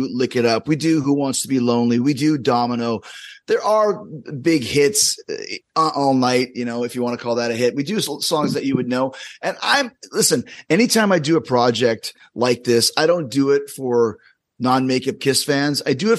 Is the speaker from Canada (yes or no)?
yes; Winnipeg, Manitoba, Canada; Fitz, who I grew up with in Winnipeg